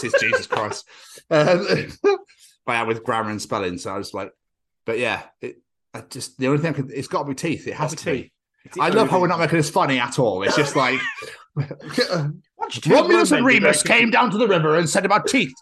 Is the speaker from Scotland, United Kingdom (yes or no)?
yes; Scotland, United Kingdom; now in Wales, United Kingdom; my home country